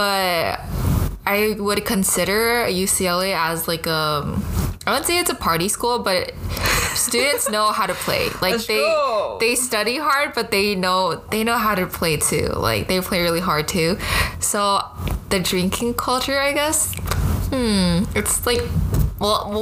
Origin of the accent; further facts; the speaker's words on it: Taiwan; accent: American; moved away as an adult; also born or lived in Hawaii, United States / California, United States; now in Los Angeles, United States; So I was born in Hawaii, and then I moved to Taiwan when I was 8, and then I attended like local Mandarin speaking schools all the way into high school